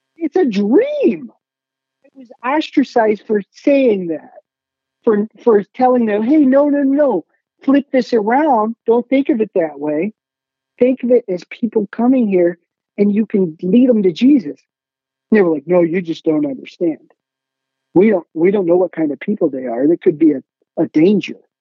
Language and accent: English; Hillsdale, Michigan, United States; I grew up in Hillsdale, Michigan